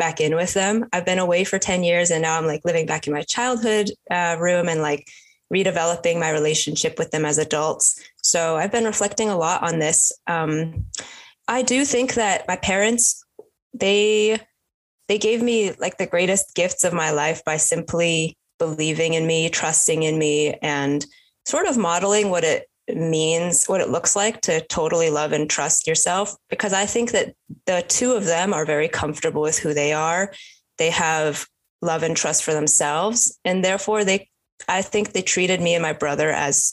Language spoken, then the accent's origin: English; suburbs of Boston, Massachusetts, United States; also born or lived in Raleigh, North Carolina; at age two, I moved up to the suburbs of Boston with my parents. So I grew up in a pretty suburban but leaning towards rural environment